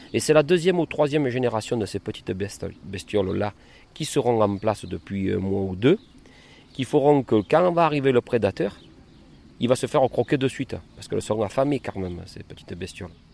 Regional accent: Cavaillon, Provence-Alpes-Côte d'Azur, France; je suis de Cavaillon. Euh, sur l'exploitation familiale, je suis né donc ici.

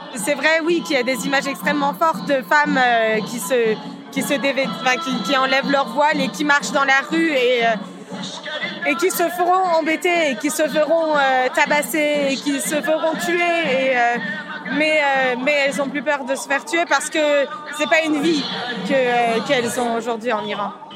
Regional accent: France; je suis née en France de parents iraniens qui ont émigré après la révolution islamique.

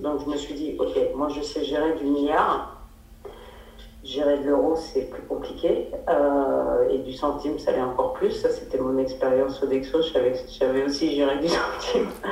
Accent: Paris, Île-de-France, France; moved away as an adult; also born or lived in South Africa; now in Alpes-de-Haute-Provence, France; je suis parisienne d'origine. J'ai toujours essayé de, m'envoler de Paris.

